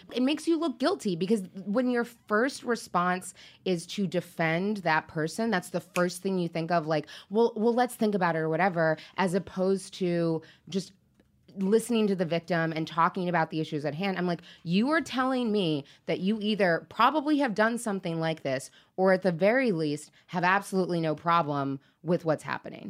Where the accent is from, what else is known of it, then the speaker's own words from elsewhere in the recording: Seattle, Washington, United States; I grew up in Seattle